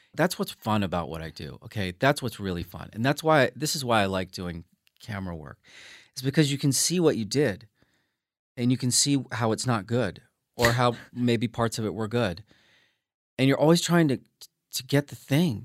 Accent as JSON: {"language": "English", "town": "New Orleans", "region": "Louisiana", "country": "United States", "moved": "yes", "said": "being from Louisiana 'cause it just made it feel more real, and I feel like my accent, I, I, you know, I just had that in my blood"}